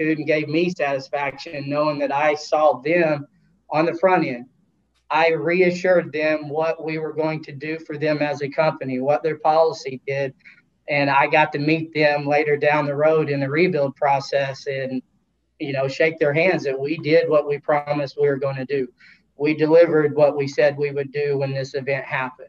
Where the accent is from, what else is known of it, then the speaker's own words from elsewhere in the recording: Oklahoma, United States; I grew up in Oklahoma